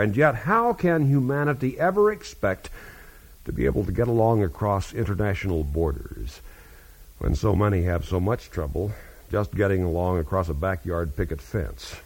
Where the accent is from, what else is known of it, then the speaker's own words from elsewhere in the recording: Kansas, United States; my home state of Kansas